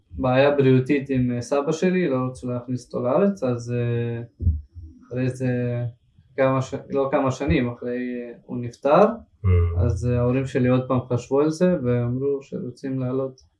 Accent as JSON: {"language": "Hebrew", "town": "Dnipro", "region": "Dnipropetrovsk Oblast", "country": "Ukraine", "tie": "born there", "said": "לא, בעיר שקוראים לה דניפרה פטרוסק."}